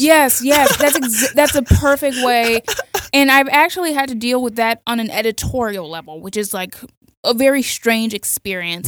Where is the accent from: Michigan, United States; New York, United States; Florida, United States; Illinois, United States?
Florida, United States; Miami; I grew up in Miami, so Latino culture is super important to me